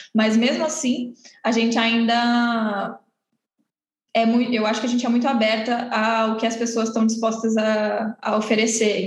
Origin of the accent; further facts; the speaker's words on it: Santos, São Paulo, Brazil; também sou de Santos